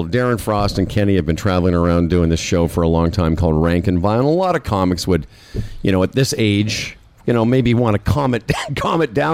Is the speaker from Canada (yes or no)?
yes; Moose Jaw, Saskatchewan, Canada; and I'm up there doing my little Jewish. Anyway, I'm from Moose Jaw.